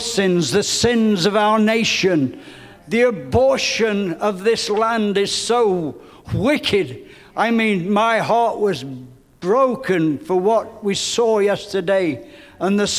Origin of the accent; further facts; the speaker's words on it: England, United Kingdom; growing up in England where I did